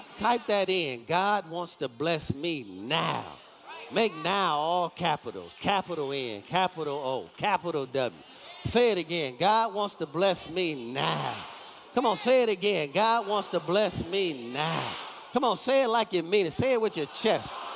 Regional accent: Detroit, Michigan, United States; I'm from Detroit.

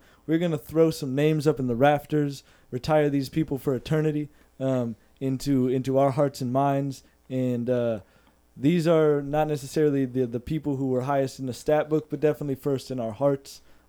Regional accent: New England, United States; growing up in New England

